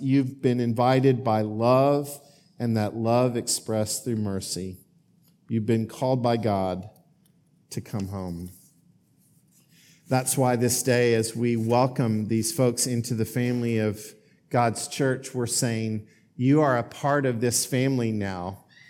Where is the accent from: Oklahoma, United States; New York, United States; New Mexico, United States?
Oklahoma, United States; now in Greensboro, United States; I have a home in Greensboro. I have the home that I grew up in Oklahoma